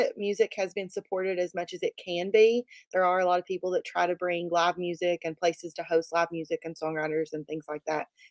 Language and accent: English; West Virginia, United States; My mom put me in a local talent show here in West Virginia